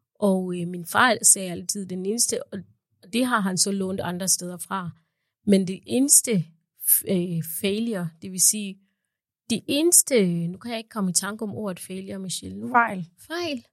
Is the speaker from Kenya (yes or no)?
yes; Kenya; also born or lived in Uganda; now in Denmark; da jeg var barn i Kenya